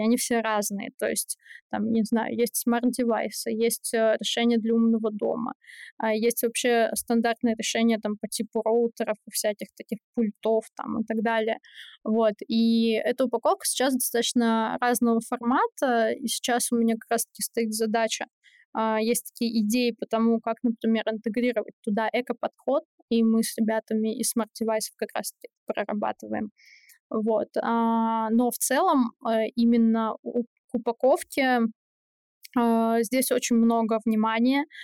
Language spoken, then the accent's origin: Russian; Saint Petersburg, Russia; moved away as an adult; now in Moscow, Russia; я из Питера